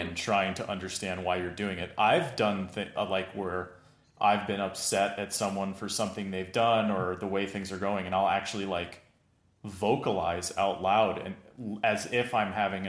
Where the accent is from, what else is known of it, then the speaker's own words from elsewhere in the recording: East Coast, United States; I grew up on the East Coast in a Jewish family, like not religiously Jewish, but culturally Jewish.